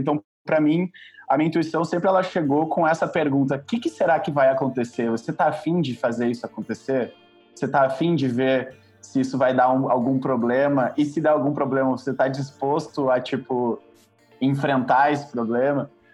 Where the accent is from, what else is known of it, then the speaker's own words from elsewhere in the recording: Porto Alegre, Rio Grande do Sul, Brazil; moved away as an adult; also born or lived in Santa Maria, Rio Grande do Sul; now in São Paulo, Brazil; eu sou de Porto Alegre, na verdade eu cresci em Porto Alegre, mas eu uh, não nasci lá